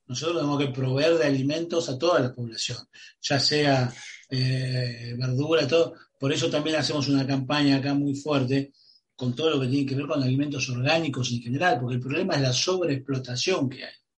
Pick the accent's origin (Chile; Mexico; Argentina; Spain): Argentina